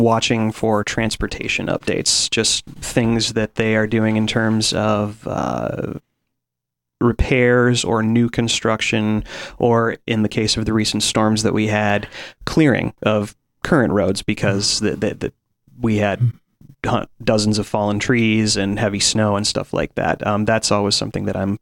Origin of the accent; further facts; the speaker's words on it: Colorado Springs, Colorado, United States; now in Ashland, United States; my hometown, Colorado Springs